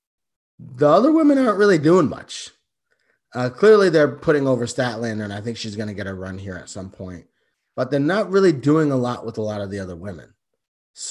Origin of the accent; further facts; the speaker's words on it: United States; I was born in the United States